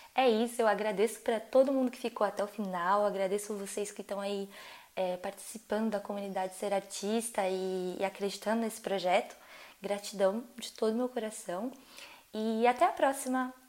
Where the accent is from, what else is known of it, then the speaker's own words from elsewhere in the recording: Brazil; moved away as an adult; now in France; sou brasileira